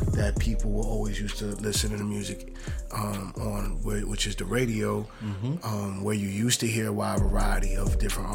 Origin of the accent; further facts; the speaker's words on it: New York City, New York, United States; I'm from Queens